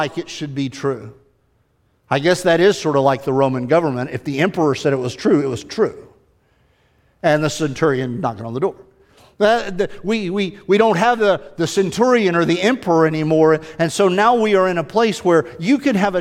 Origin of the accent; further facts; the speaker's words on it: United States; we have sort of migrated as an American people